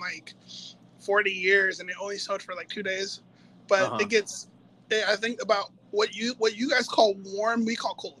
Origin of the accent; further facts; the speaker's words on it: Victoria, Texas, United States; now in Washington, United States; I'm originally from Texas, Victoria, Texas